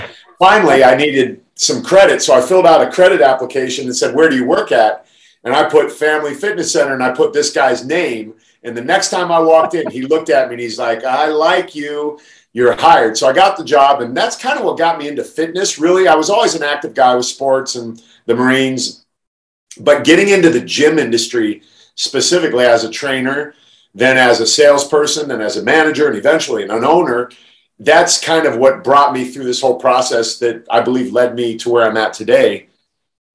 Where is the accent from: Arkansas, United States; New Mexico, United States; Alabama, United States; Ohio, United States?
Ohio, United States; Canton; moved away; I grew up in Canton, Ohio